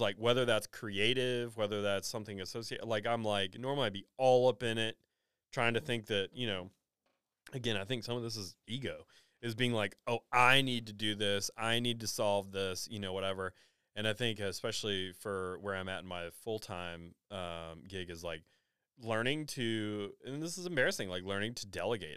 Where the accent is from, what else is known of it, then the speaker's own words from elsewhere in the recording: Nashville, Tennessee, United States; I grew up in Nashville